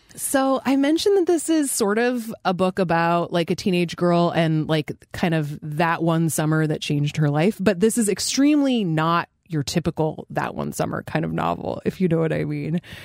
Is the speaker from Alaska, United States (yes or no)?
yes; Fairbanks, Alaska, United States; I grew up in Fairbanks, Alaska, which is extremely weird